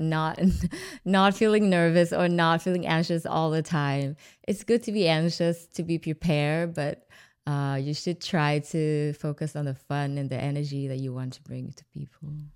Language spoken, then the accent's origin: English; Hanoi, Vietnam; moved away; also born or lived in Ho Chi Minh City, Vietnam / New Zealand; Hanoi is my hometown